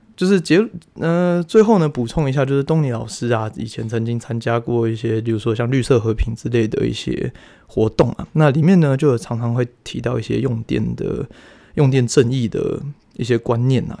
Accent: Taiwan; 我们台湾人

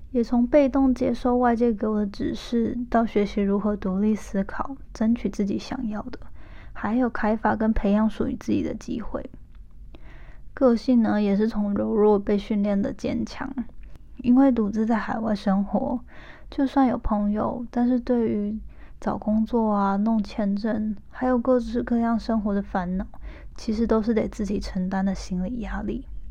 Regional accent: Hualien, Hualien County, Taiwan; moved away as an adult; now in United States; 我是一个出生于台湾花莲，没错，就是那个大家都说好山好水好无聊的后山净土

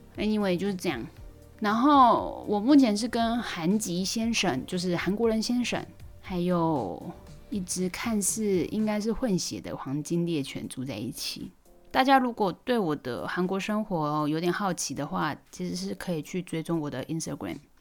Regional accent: Taiwan; moved away as an adult; now in South Korea; 毕竟我就住在台湾二十三年嘛，也没有办法忽视我在台湾长大的这个事实。我在韩国目前也才七年而已

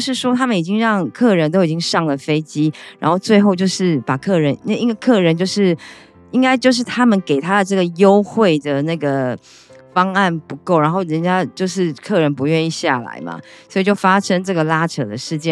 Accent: Taiwan; 以我们台湾人来讲

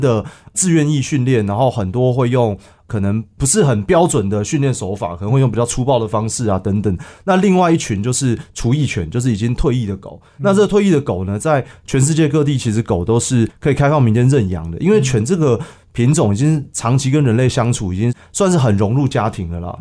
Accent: Taipei, Taiwan; 我其实是台北长大的小孩

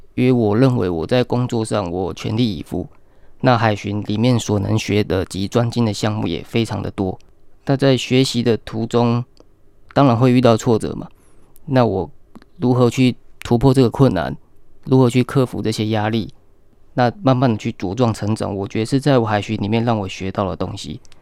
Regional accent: Hualien, Hualien County, Taiwan; also born or lived in Taipei; 我是花莲的在地人

